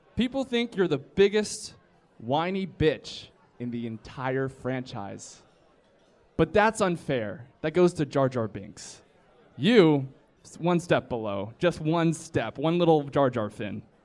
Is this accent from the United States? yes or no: yes; the South, United States; I'm from the South